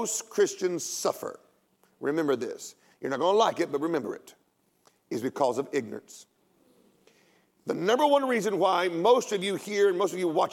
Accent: United States; I'm an American

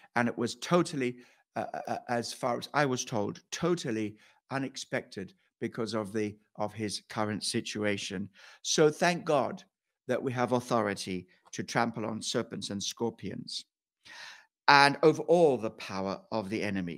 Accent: Kenya; moved away; I went back to Kenya and to, to, where, where I, place where I was born.

